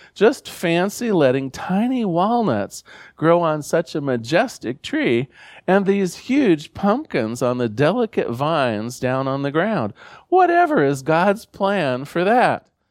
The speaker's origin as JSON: {"language": "English", "town": "Newport", "region": "Oregon", "country": "United States", "tie": "born or raised there", "said": "I come from Newport, Oregon, a small fishing village on the Central Coast."}